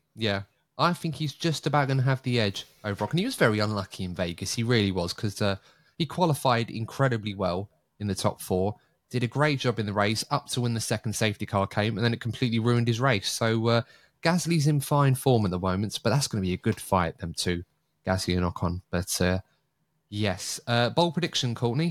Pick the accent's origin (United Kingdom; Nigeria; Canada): United Kingdom; being a Brit